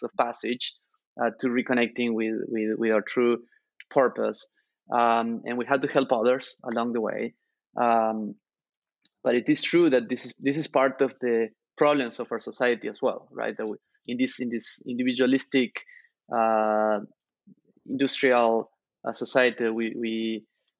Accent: Argentina; now in United States; I grew up in Argentina sharing room with my two brothers

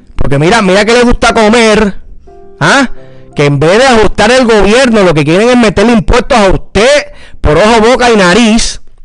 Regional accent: Puerto Rico; como puertorriqueños

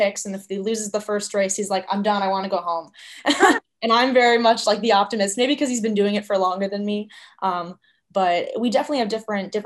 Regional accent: Albany, New York, United States; moved away; I grew up in Albany, New York

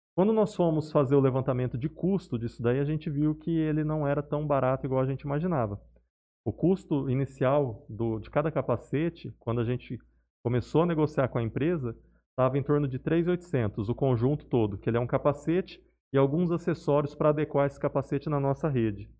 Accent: Barretos, São Paulo, Brazil; moved away as an adult; now in Jales, Brazil; eu sou natural de Barretos

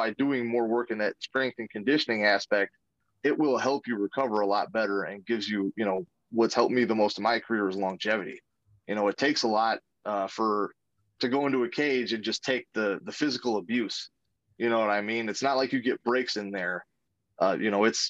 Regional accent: Racine, Wisconsin, United States; I grew up in Racine, Wisconsin.

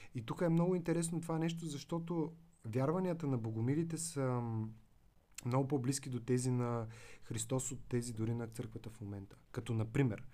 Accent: Veliko Tarnovo, Veliko Tarnovo Province, Bulgaria; moved away; also born or lived in Svishtov / United States; аз съм от Велико Търново

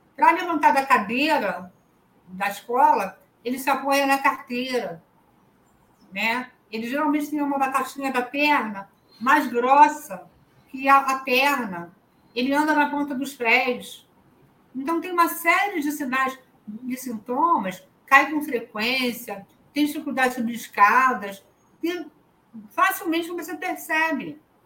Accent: Rio de Janeiro, Brazil; Eu sou da cidade do Rio de Janeiro

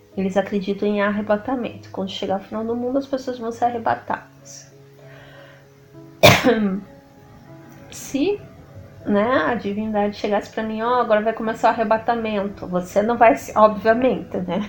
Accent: Brazil; nós como brasileiros

